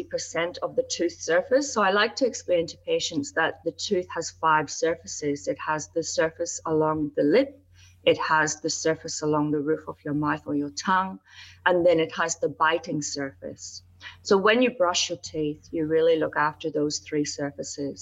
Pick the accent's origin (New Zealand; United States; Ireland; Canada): Ireland; also born or lived in United Kingdom; I'm from Ireland, as you know, and I did work in the UK